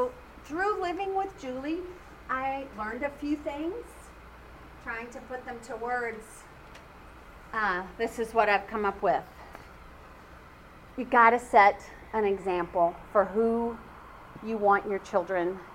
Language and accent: English; California, United States; moved away; I'm from California